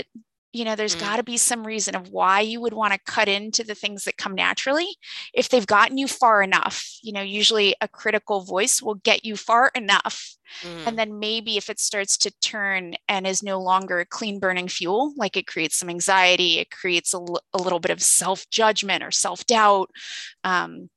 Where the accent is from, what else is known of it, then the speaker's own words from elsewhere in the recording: California, United States; now in East Coast, United States; I'm from California